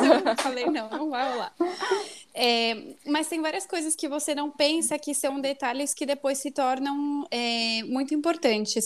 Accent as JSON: {"language": "Portuguese", "region": "São Paulo", "country": "Brazil", "tie": "born or raised there", "moved": "as an adult", "lives_now": "Mexico", "said": "eu nasci em São Paulo, mas especificamente na freguesia do Ó. É, toda a minha família é, sempre morou aí"}